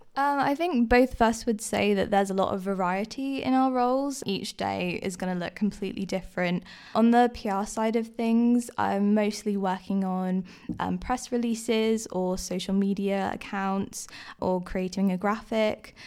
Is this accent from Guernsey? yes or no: yes; Guernsey; I grew up in Guernsey